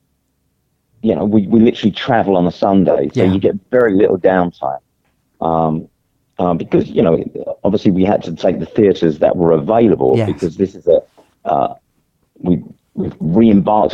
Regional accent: London, United Kingdom; I grew up in the East End

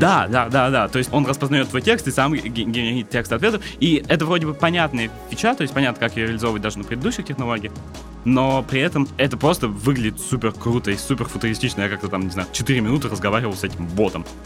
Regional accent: Votkinsk, Udmurtia, Russia; moved away; also born or lived in Saint Petersburg; я, собственно, из Воткинска был

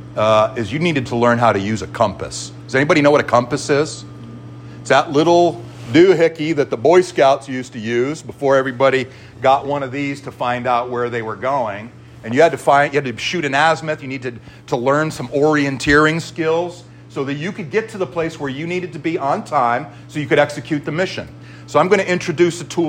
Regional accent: Northeast, United States; I'm from the Northeast.

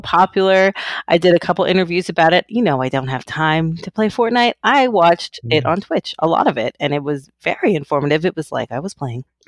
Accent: Keller, Texas, United States; I grew up in a small, small town in Texas, in North Texas. It's called Keller.

